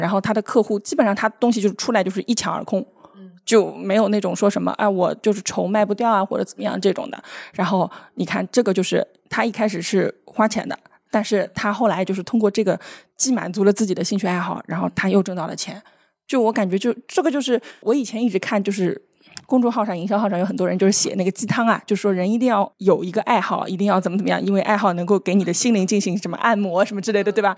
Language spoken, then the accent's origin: Chinese; Shanghai, China; 用我们上海人的话来说